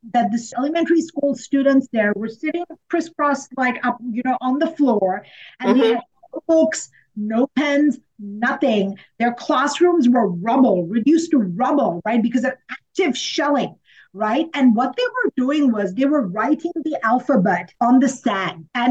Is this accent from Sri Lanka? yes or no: yes; Colombo, Western Province, Sri Lanka; now in Texas, United States; growing up in Sri Lanka was in the middle of civil war for so many years. My childhood was kind of plagued by that, even though I lived in a very cosmopolitan city, the capital city of Colombo